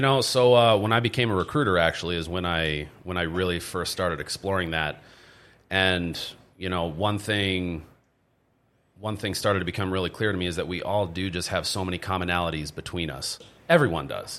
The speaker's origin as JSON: {"language": "English", "town": "Stroudsburg", "region": "Pennsylvania", "country": "United States", "tie": "born or raised there", "also_born_or_lived": "Minnesota", "moved": "as an adult", "said": "I ended up moving to Pennsylvania, and then that's where I grew up"}